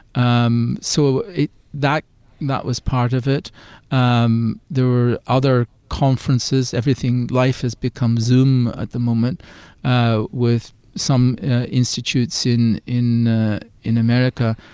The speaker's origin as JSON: {"language": "English", "country": "Ireland", "also_born_or_lived": "United Kingdom", "accent": "Irish", "moved": "as an adult", "said": "as you'll hear from my accent, I'm originally from Ireland."}